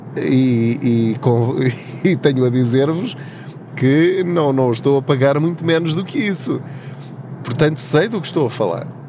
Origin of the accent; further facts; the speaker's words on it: Covilhã, Centro, Portugal; moved away as an adult; now in Lisbon, Portugal; eu sou da Covilhã, da zona da Covilhã, de uma aldeia chamada Paul, de uma terriola um bocadinho maior ao lado, uma vila chamada Tortuzendo